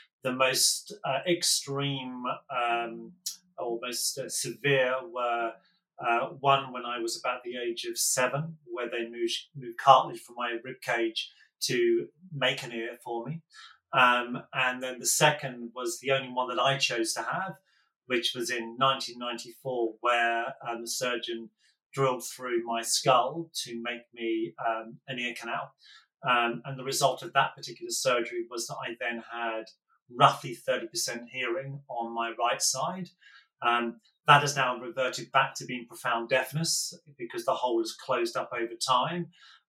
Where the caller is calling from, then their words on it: London, United Kingdom; I'm in southeast London, in the burbs, in a very kind of on a very grey March day.